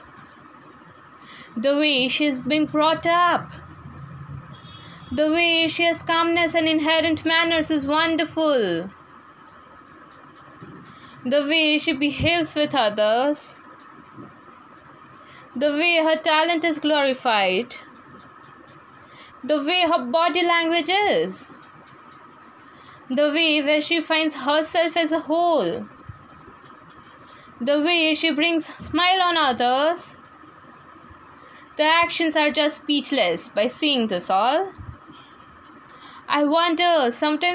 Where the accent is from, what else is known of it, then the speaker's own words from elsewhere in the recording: Gujarat, India; I am basically from Gujarat.